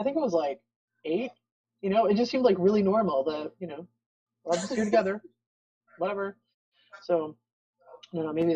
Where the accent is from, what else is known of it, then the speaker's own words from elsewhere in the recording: El Paso, Texas, United States; moved away; I grew up in El Paso